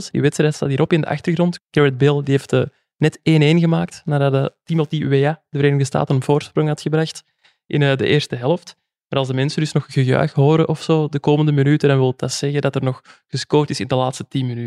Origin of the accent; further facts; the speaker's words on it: West Flanders, Belgium; accent: coastal dialect; Ja, als West-Vlamingen onder elkaar, altijd plezant.